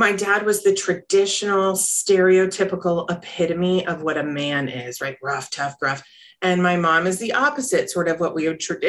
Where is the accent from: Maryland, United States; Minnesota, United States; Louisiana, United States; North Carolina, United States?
North Carolina, United States; I grew up in the South too, in North Carolina